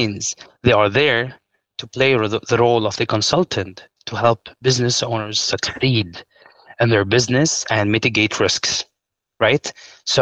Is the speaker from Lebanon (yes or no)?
yes; Lebanon; I'm from Lebanon